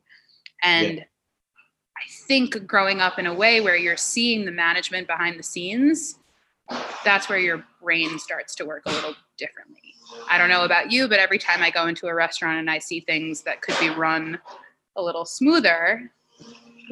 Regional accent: Long Island, New York, United States; moved away as an adult; now in Washington, D.C., United States; So I'm from Long Island, New York

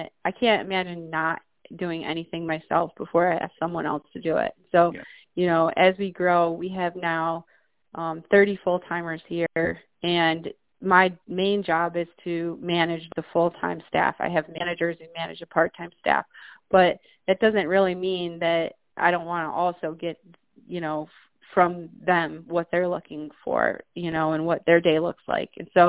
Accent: upstate New York, United States; this is my hometown area where I am now

